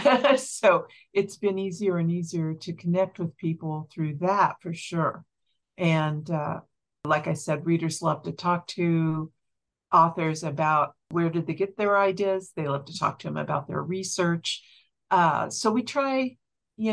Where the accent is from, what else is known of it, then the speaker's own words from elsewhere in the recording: Kansas, United States; moved away as an adult; now in Montana, United States; we were born and raised in Kansas